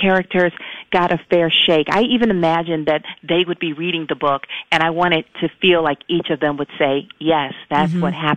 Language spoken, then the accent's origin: English; Atlanta, Georgia, United States; I'm a Southern girl. I'm from Atlanta.